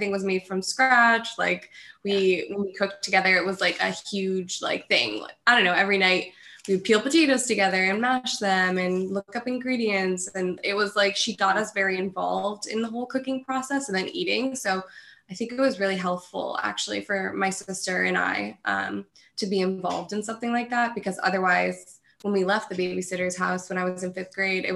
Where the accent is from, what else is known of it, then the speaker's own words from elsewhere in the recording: Livonia, New York, United States; I'm from Rochester, well, south of Rochester, New York, actually Livonia. So it's in upstate New York.